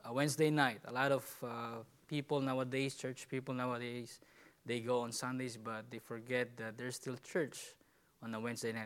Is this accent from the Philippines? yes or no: yes; Philippines; I'm a Filipino